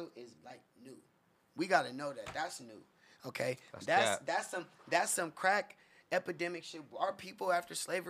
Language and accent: English; Inland Empire, California, United States; I grew up on the Morongo Reservation in the IE where I'm from